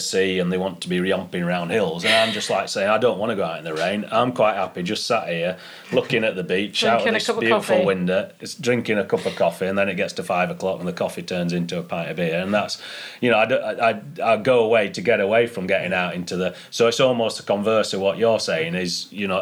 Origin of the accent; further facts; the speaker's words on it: Malham, Yorkshire and the Humber, United Kingdom; growing up in Malhamdale and being part of one place pretty much all my life